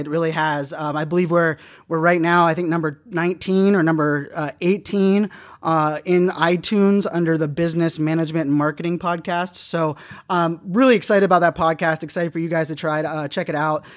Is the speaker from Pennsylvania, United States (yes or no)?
yes; Pittsburgh, Pennsylvania, United States; moved away; also born or lived in Virginia; growing up in Pittsburgh, I'm a diehard Pittsburgh sports fan